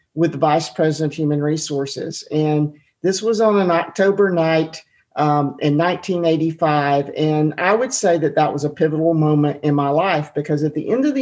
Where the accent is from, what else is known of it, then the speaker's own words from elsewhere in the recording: Atlanta, Georgia, United States; I grew up in Atlanta eating Chick-fil-A